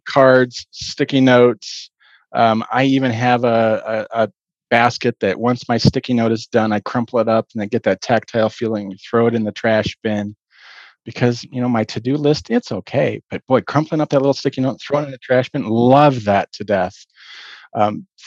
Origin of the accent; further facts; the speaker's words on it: Boulder, Colorado, United States; I grew up in Boulder, Colorado.